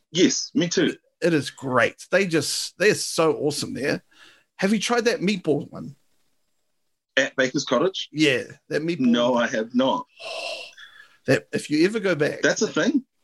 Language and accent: English; Auckland, New Zealand; not born and bred, but yeah, I I spent a lot most of my life there.